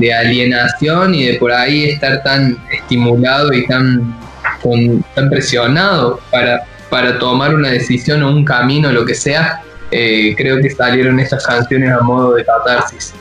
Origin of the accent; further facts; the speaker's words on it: Córdoba, Argentina; moved away as an adult; now in Buenos Aires, Argentina; somos los dos de la ciudad de Córdoba